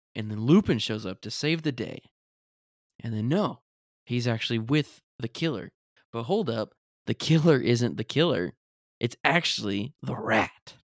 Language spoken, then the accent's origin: English; United States; as an American, with the perspective of an American